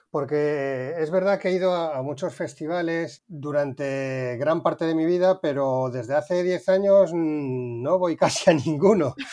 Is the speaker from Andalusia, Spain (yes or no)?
yes; Seville, Andalusia, Spain; also born or lived in A Coruña / Madrid; now in Cádiz, Spain; Vengo de Sevilla, pero nací en La Coruña y viví muchos años en Madrid. Y ahora mismo me encuentro en Cádiz, hablando con vosotros.